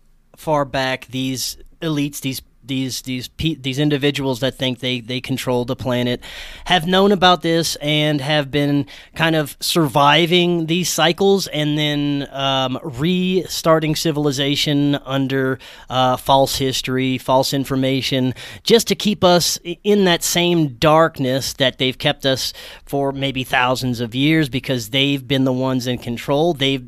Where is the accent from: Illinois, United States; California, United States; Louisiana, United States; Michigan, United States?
Louisiana, United States; Well, I grew up in South Louisiana near the ports and near New Orleans, and there was a ridiculous amount of barges.